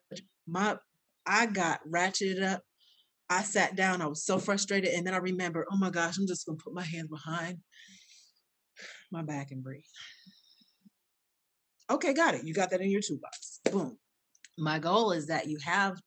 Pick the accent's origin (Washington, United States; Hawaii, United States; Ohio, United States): Ohio, United States; I'm from Ohio. I grew up in Ohio